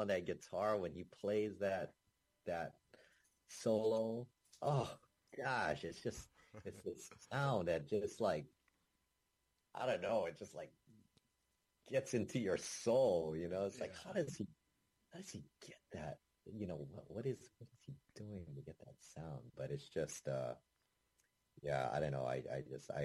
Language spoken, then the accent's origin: English; Hawaii, United States; I was always taught, growing up in Hawaii, I was always taught to say ukulele